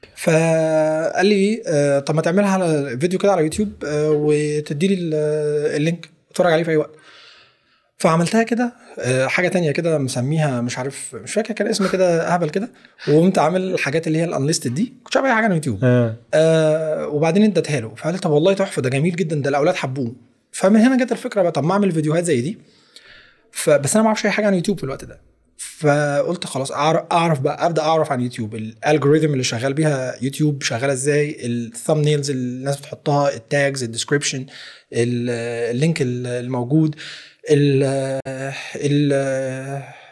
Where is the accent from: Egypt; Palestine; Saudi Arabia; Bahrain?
Egypt; accent: Egyptian; انا اتولدت مصري فاذا انا مولود باللهجه المصريه